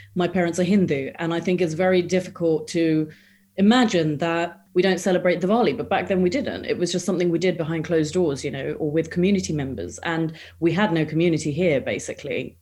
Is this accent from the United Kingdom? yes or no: yes; England, United Kingdom; also born or lived in India; So I was born in England. And then when I was about seven years old, my parents decided that it would be a really good idea to relocate back to India